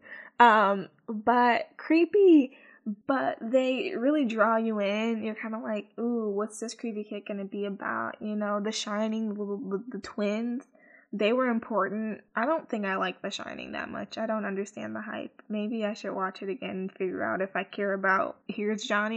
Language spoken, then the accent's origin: English; Chicago, Illinois, United States; because I'm from the Midwest, because I'm from Chicago